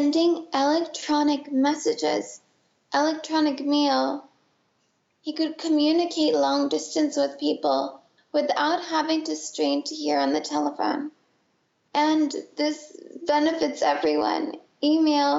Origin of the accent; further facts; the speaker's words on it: San Francisco Bay Area, California, United States; also born or lived in Boston; I grew up in the San Francisco Bay Area